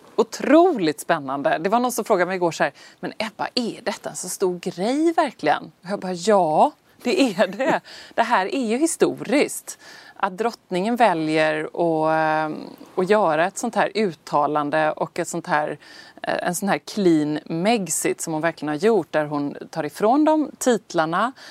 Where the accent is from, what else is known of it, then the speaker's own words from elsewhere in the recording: Sweden; oss här hemma i Sverige